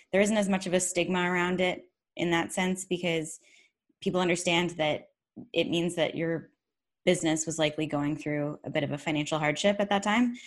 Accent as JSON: {"language": "English", "town": "Georgetown", "region": "Ontario", "country": "Canada", "tie": "born or raised there", "said": "my hometown of Georgetown, Ontario"}